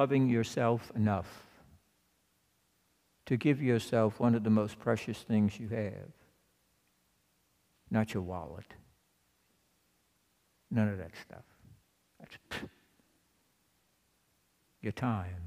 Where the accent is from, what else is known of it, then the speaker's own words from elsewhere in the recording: Louisiana, United States; I'm from Louisiana.